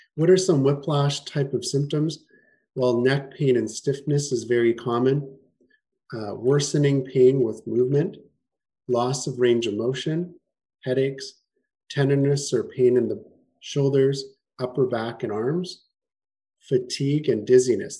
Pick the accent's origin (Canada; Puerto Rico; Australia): Canada; Winnipeg, Manitoba; moved away as an adult; also born or lived in Toronto; now in Kelowna, Canada; I'm from Winnipeg originally. That's where I grew up.